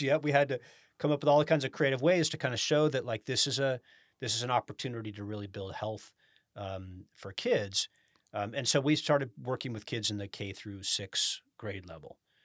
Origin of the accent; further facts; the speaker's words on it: Sacramento, California, United States; also born or lived in Rancho Cordova, California / Carmichael, California; I grew up in Sacramento